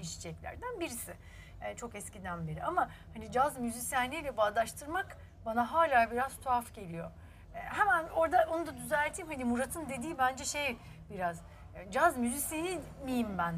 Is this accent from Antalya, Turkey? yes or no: no; Istanbul, Turkey; Beşiktaş çocuğuyum da Ortaköylüyüm. İşte sonra Beşiktaş'ta okudum